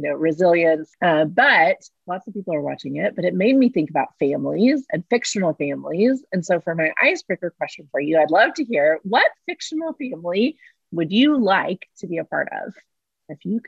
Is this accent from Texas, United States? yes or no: yes; Texas, United States; now in Oklahoma City, United States; Being a Texan myself